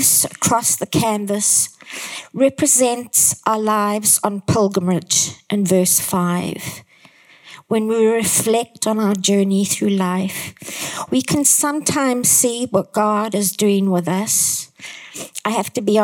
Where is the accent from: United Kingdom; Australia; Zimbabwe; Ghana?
Zimbabwe; I come from Zimbabwe